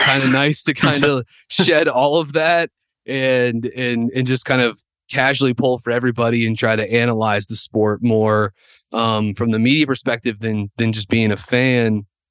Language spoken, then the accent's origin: English; Winston-Salem, North Carolina, United States; growing up in Winston, uh, my dad worked for Wake Forest